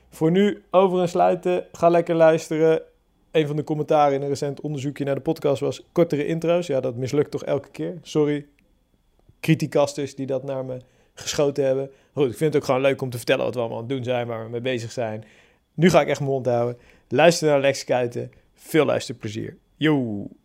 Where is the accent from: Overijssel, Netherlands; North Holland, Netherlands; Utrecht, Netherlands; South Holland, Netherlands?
South Holland, Netherlands; Hellevoetsluis; moved away as an adult; now in Barendrecht, Netherlands; ik ben eh, opgegroeid in Hellevoetsluis.